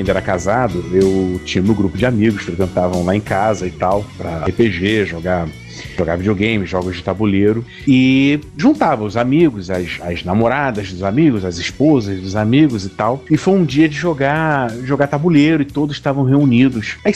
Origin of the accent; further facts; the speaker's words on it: Northeast Region, Brazil; onde se bebe muita cachaça nordestina somos nordestinos.